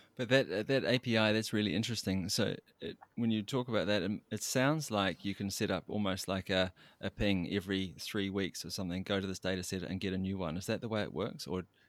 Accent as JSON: {"language": "English", "country": "New Zealand", "moved": "yes", "said": "I'm from New Zealand, as you might have guessed from my accent"}